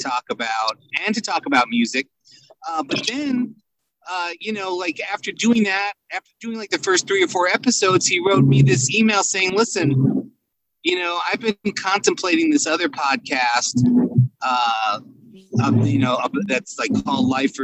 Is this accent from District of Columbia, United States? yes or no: no; New York City, New York, United States; when we were growing up in Brooklyn in the 70s